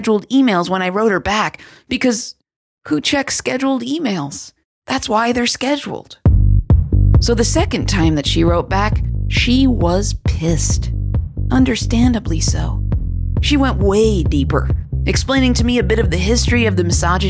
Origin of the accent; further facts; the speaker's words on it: East Coast, United States; I'm from the East Coast